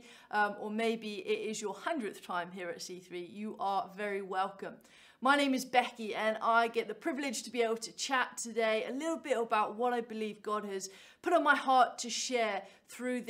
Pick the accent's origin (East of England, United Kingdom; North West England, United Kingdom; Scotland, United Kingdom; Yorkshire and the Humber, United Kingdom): East of England, United Kingdom; Cambridge; I am from Cambridge